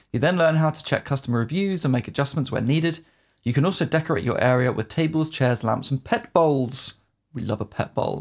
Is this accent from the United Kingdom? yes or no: yes; United Kingdom; as a Brit